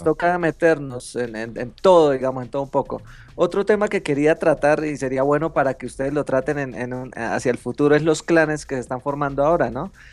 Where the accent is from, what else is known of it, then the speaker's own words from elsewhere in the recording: Colombia; soy de Colombia